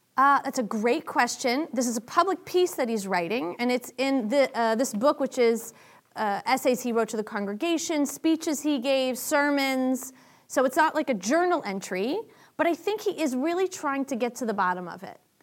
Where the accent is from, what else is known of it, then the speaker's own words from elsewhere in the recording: Boston, Massachusetts, United States; I'm from Boston